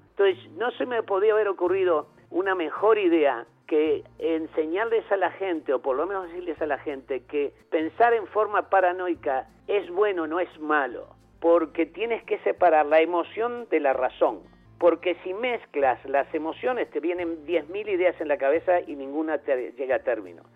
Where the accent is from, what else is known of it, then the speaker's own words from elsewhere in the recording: Uruguay; chicas uruguayas, hasta más, de mi pueblo